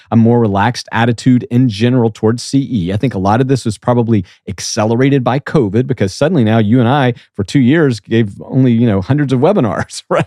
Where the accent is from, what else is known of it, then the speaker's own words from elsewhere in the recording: South Georgia, United States; I'm from South Georgia Becky I grew up where you know wearing a coat was only for Sunday morning